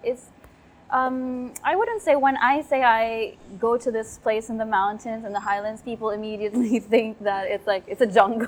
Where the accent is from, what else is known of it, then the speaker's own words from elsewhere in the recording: Cagayan de Oro, Northern Mindanao, Philippines; moved away as an adult; also born or lived in Bukidnon, Philippines; now in Phuket, Thailand; I am from Mindanao. And in Mindanao, there's this place called Cagayan de Oro City. That's where I was born. And that's where I studied pretty much most of my life.